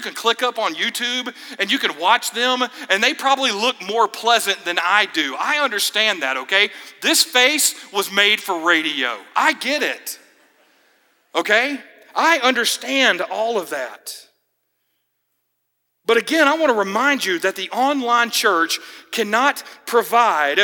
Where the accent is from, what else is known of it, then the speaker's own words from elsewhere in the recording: Georgia, United States; now in Florida, United States; my home state